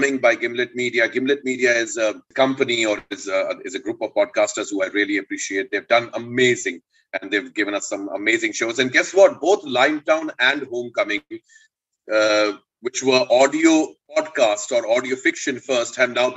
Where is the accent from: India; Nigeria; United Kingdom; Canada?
India; Indore, Madhya Pradesh; I grew up in Madhya Pradesh and Indore